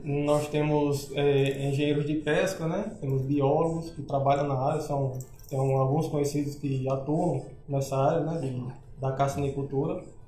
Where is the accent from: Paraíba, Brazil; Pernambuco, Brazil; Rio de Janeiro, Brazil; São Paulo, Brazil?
Paraíba, Brazil; Catolé do Rocha; also born or lived in Areia, Paraíba / João Pessoa; sou de natural de Catalé do Rocha, né? Sertão da Paraíba